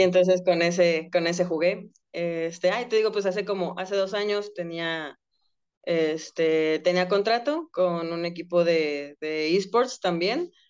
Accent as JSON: {"language": "Spanish", "town": "Guadalajara", "region": "Jalisco", "country": "Mexico", "said": "yo soy de Guadalajara"}